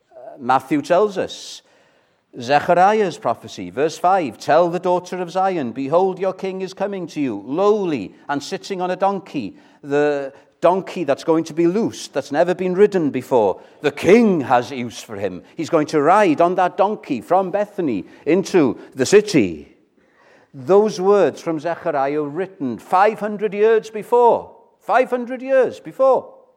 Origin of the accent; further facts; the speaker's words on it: Chepstow, Wales, United Kingdom; I grew up in Chepstow